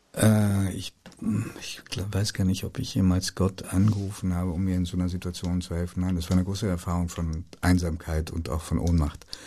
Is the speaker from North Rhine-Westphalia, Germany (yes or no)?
no; Hanover, Lower Saxony, Germany; also born or lived in Italy; ich verleugne meine Jugend in Hannover